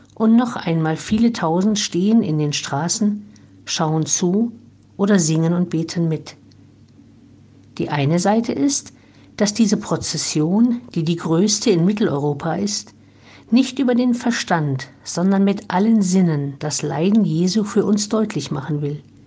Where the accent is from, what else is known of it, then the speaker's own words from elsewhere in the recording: Heiligenstadt, Thuringia, Germany; now in Olpe, Germany; ich in Heiligenstadt im thüringischen Eichsfeld geboren und in der Nähe aufgewachsen bin